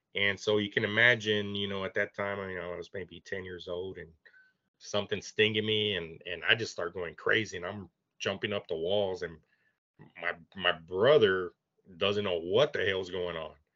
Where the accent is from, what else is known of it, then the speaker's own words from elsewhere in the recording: Bishop, Texas, United States; I grew up in Bishop